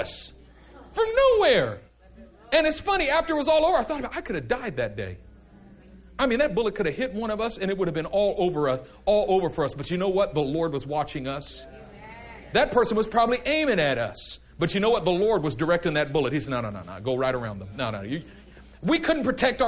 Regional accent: Oakland, California, United States; I'm from East Oakland.

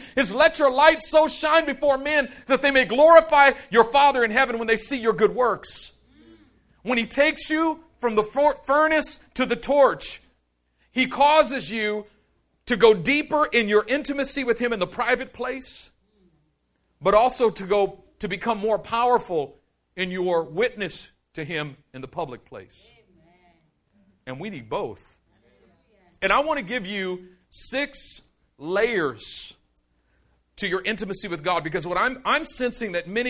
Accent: Oakland, California, United States; born there; I was born in East Oakland. And I know I don't sound like I was born in East Oakland, but I was born in East Oakland, okay?

